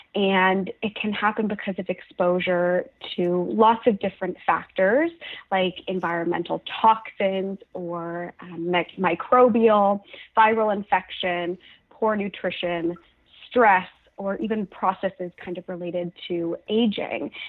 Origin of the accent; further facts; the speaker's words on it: Halifax, Nova Scotia, Canada; now in Toronto, Canada; So I'm from Halifax, Nova Scotia. I'm currently living in Toronto